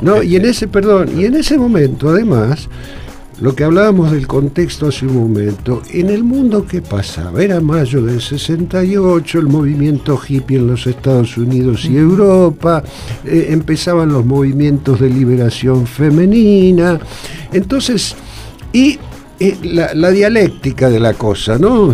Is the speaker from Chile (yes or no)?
no; Rosario, Santa Fe, Argentina; Yo era, soy rosarino